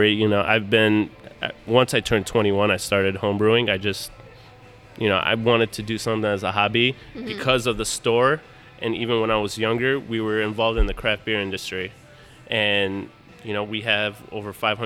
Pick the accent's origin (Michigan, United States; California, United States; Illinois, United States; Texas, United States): Michigan, United States; Detroit; I was born in Detroit.